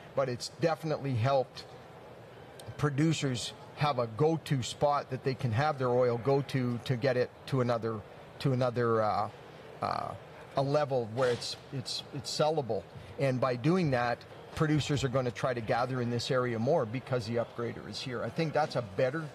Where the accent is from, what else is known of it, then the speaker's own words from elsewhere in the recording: Lloydminster, Canada; I was born and raised in Lloydminster